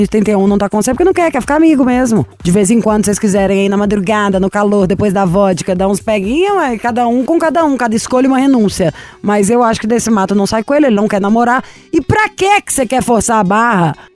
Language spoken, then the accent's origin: Portuguese; Belo Horizonte, Minas Gerais, Brazil; Belo Horizonte. Adoro! Minha terrinha.